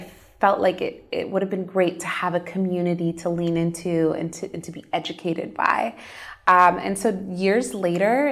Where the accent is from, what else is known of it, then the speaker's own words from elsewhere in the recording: United States; moved away; I grew up in the States in a Muslim Arab American home. My parents immigrated to the States from Egypt